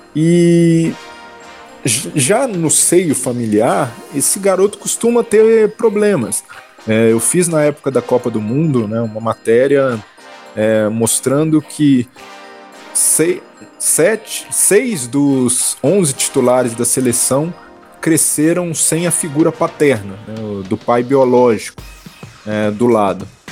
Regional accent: Belo Horizonte, Minas Gerais, Brazil; eu sou de Belo Horizonte, né? Eu tentei ser jogador de futebol, né? Me aventurei em categorias de base também, em alguns times amadores lá de Belo Horizonte.

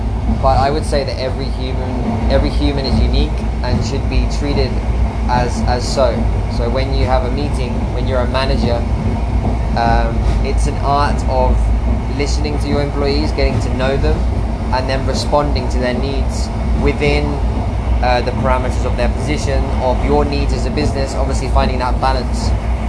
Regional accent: Spain; moved away; I'm going to be arriving late in Spain, in my hometown. I'm super excited because I'm visiting my parents, my brothers.

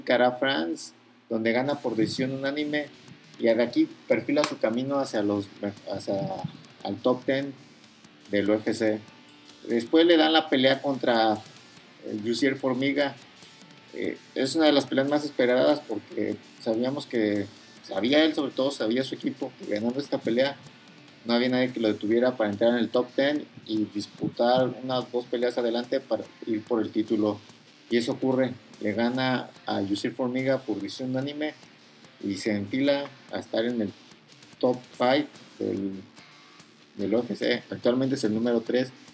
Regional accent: Mexico; siendo mexicano yo

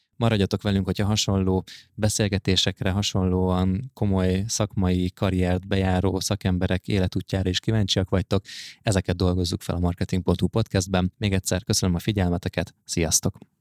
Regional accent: Hungary; nekünk, mint magyarok

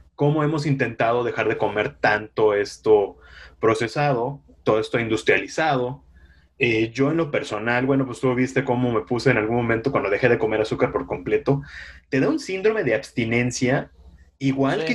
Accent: Yucatán, Mexico; moved away; en los municipios de Yucatán, de donde soy

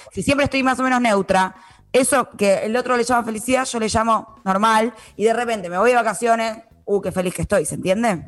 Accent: Buenos Aires, Argentina; Yo, por ejemplo, nací en Capital Federal, todo lo que vos quieras, siempre viví ahí

